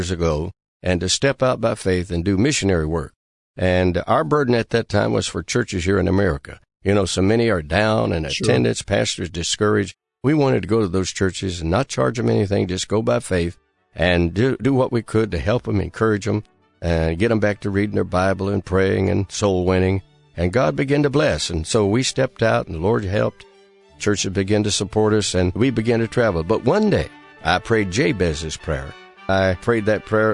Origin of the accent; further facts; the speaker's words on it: Detroit, Michigan, United States; moved away as an adult; also born or lived in Goldbug, Kentucky / Lexington, Kentucky; I grew up there in Detroit, Michigan